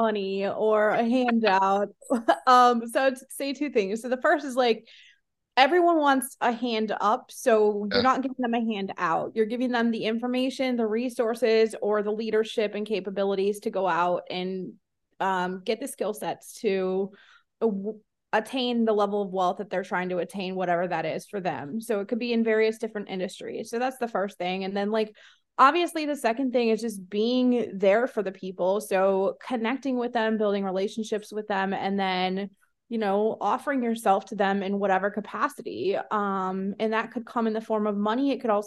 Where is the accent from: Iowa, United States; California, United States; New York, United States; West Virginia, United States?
Iowa, United States; my hometown is a town of 347 people in Iowa